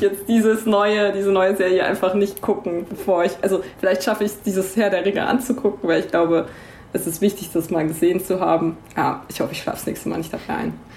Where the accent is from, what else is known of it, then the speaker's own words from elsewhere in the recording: Swabia, Germany; ich als Schwabe